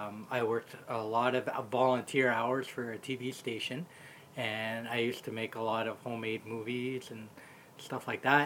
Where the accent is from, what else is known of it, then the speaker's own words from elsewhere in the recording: Orillia, Ontario, Canada; now in Timmins, Canada; I question whether or not I would have ended up back in my hometown.